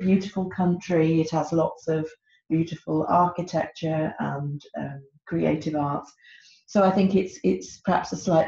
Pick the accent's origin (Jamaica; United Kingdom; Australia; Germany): United Kingdom; moved away as an adult; now in Czech Republic; I'm British, as you could probably hear from my accent, I am married to a Czech, and I've my home, or my permanent home, is in the Czech Republic